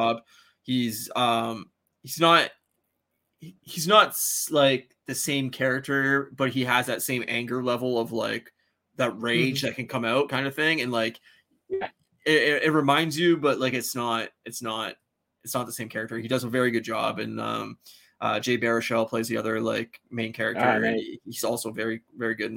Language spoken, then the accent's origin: English; Canada; as like a Canadian